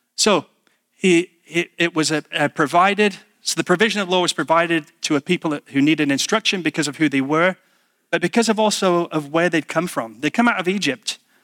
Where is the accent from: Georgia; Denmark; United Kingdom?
United Kingdom; being British